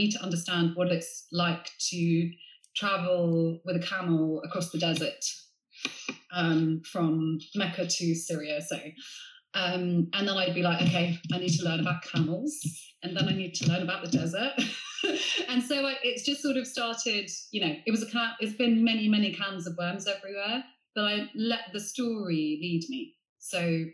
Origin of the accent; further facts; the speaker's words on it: Sevenoaks, South East England, United Kingdom; I grew up in Middle England in Sevenoaks in Kent